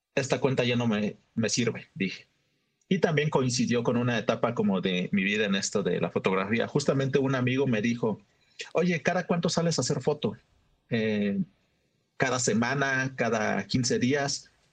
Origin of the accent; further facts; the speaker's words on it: Oaxaca, Mexico; soy un fotógrafo de la ciudad de Oaxaca